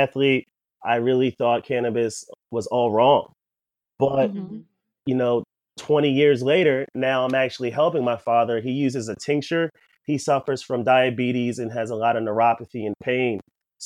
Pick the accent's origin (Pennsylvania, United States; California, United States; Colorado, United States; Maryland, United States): Maryland, United States; Columbia; I grew up in Columbia, Maryland